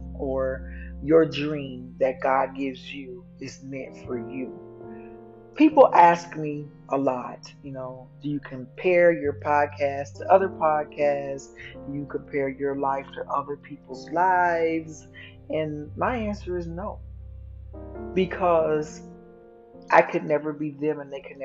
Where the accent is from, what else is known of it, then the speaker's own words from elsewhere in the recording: Dallas, Texas, United States; accent: southern; You'll hear some words sometimes come out a little southern because I am from Dallas, Texas